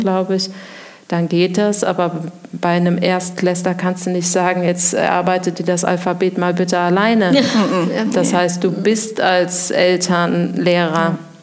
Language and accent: German; Koblenz, Rhineland-Palatinate, Germany; now in Winningen, Germany; ich komme aus Koblenz, Schengelchen geboren ähm, und wohne eigentlich auch schon sehr lange in Winningen